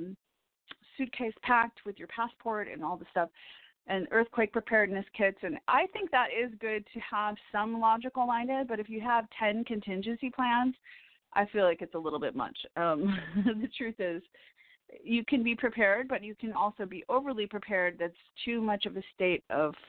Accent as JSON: {"language": "English", "town": "Woodstock", "region": "Illinois", "country": "United States", "moved": "yes", "said": "I'm from Woodstock, Illinois. That's my original stomping grounds"}